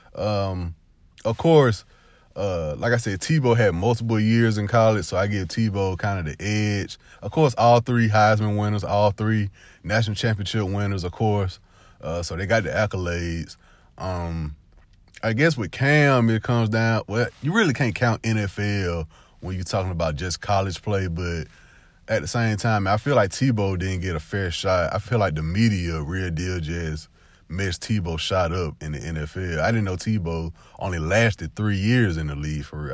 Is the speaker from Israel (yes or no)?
no; the South, United States; also born or lived in Alabama / Georgia; I only grew up in Alabama and Georgia for twenty-six years of my life.